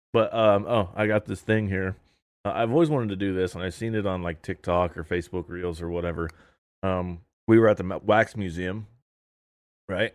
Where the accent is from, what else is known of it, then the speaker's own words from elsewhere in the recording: Indiana, United States; we're from Indiana